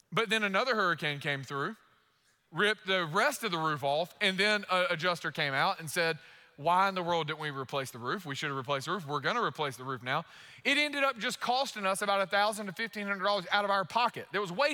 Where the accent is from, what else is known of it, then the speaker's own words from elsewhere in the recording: United States; we're American. We're Americans